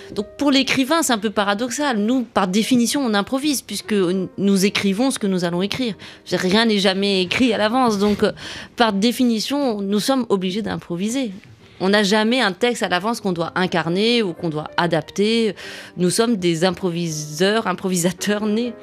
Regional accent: Rabat, Rabat-Salé-Kénitra, Morocco; j'ai grandi à Rabat au Maroc

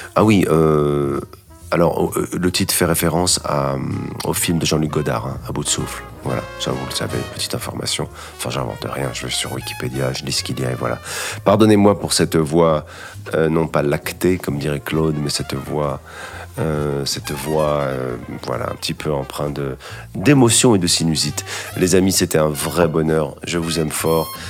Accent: Casablanca, Casablanca-Settat, Morocco; moved away; also born or lived in Paris / Los Angeles / New York; c'est un piano d'enfance que j'avais euh, quand j'étais petit à Casablanca

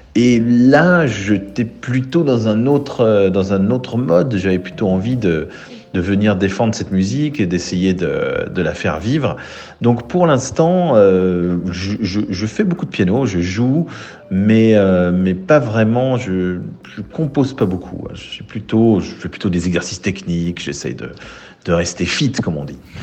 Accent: Switzerland

